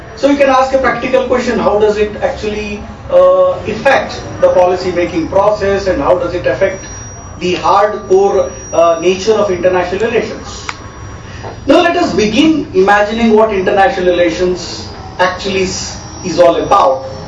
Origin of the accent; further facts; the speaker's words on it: Karnataka, India; now in Delhi, India; my hometown in Karnataka